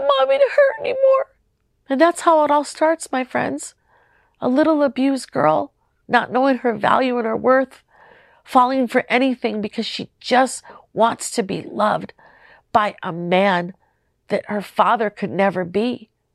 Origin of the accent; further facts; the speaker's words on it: Minneapolis, Minnesota, United States; moved away; also born or lived in Las Vegas; I'm from Minnesota